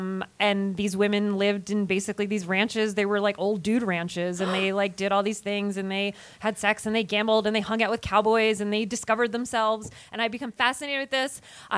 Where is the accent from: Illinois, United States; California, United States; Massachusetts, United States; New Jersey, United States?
New Jersey, United States; when I was a little girl growing up in New Jersey